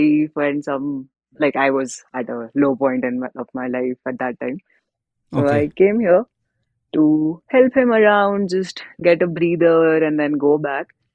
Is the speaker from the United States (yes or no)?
no; Delhi, India; moved away as an adult; now in Dharamkot, India; I was born in Delhi, raised in Delhi, been all my life there only